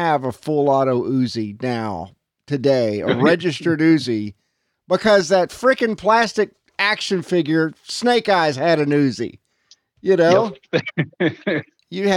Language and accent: English; Little Rock, Arkansas, United States; I'm from Little Rock